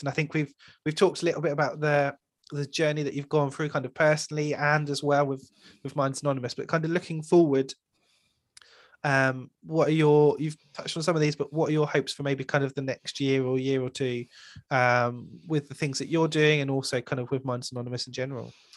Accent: United Kingdom; especially being British

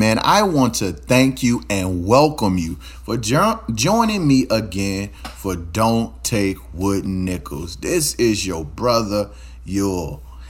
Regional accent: Baton Rouge, Louisiana, United States; I am from Louisiana. I'm not sure where you're hearing me from. But I'm from Louisiana, Baton Rouge, Louisiana, to be specific, right?

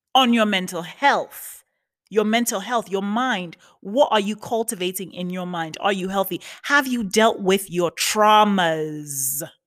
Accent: New York, United States; now in West Hollywood, United States; I'm from New York, but you know, um, my official residence is in California, West Hollywood.

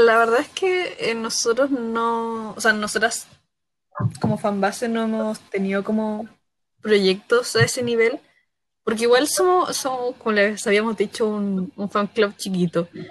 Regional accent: Concepción, Biobío, Chile; nosotros somos de Conce

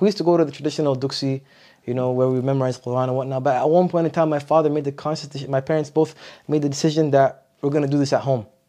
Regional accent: Ottawa, Ontario, Canada; also born or lived in Montreal / Medina; I grew up in Ottawa. So I moved to Ottawa when I was How about a year

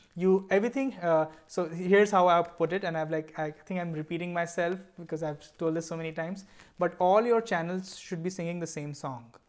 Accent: Mumbai, Maharashtra, India; now in San Francisco Bay Area, United States; I am from Bombay, right now living in the San Francisco Bay Area

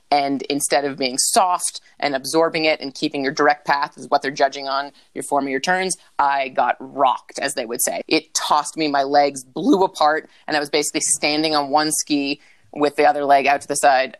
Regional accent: Vermont, United States; born or raised there; also born or lived in New Hampshire

